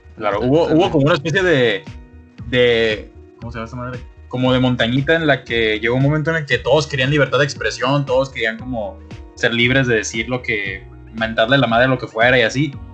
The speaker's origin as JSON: {"language": "Spanish", "country": "Mexico", "said": "como mexicano"}